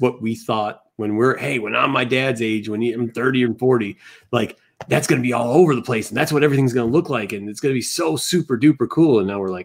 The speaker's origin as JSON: {"language": "English", "region": "Midwest", "country": "United States", "tie": "born or raised there", "said": "I grew up in the Midwest, and I grew up by a big city."}